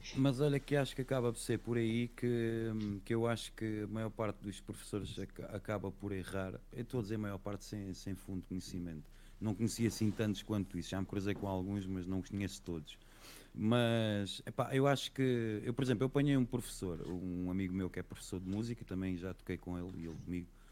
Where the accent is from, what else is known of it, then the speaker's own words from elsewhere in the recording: Setúbal, Portugal; eu não sou da Covilhã, eu sou de Setúbal